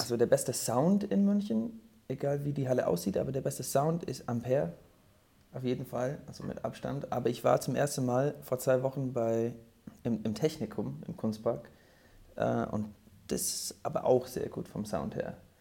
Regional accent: Norwich, East of England, United Kingdom; German is a second language; moved away as an adult; also born or lived in London; now in Munich, Germany; Meine Heimatstadt Norwich ist klitzeklein im Vergleich

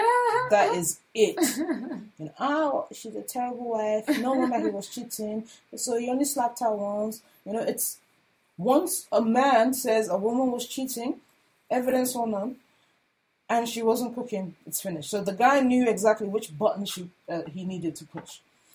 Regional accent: Nigeria; as a Nigerian, the consumption of Nigerian art, not just visual art, art in all its forms, is more of a concern to me

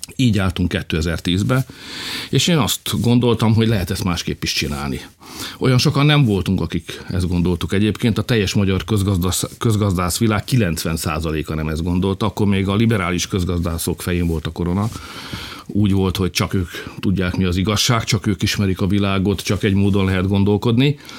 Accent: Felcsút, Fejér, Hungary; also born or lived in Alcsút; mi mindannyian ott felcsúton, meg alcsúton úgy gondoltuk, hogy mi egy nagy nemzethez tartozunk

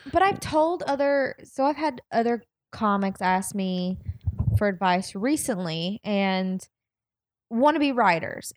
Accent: the South, United States; I'm from the South

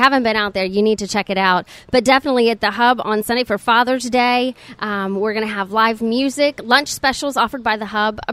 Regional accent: Okaloosa, Walton County area, Florida, United States; I was born and raised here in Okaloosa, Walton County area.

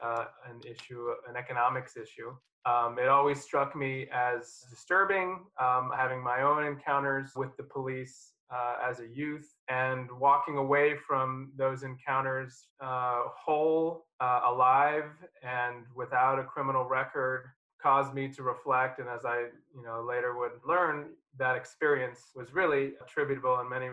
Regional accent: Central Valley of California, United States; I am born and raised in the Central Valley of California, where, as you know, there are more prisons per capita than institutions of higher education. And I was raised there during the prison boom of the 1980s and 90s.

